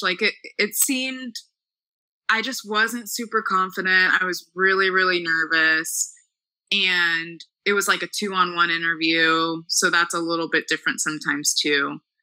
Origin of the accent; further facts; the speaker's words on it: Dallas, Texas, United States; moved away as an adult; also born or lived in Missouri; I'm from Dallas, yes. Okay so from Dallas, went to private school pretty much my whole life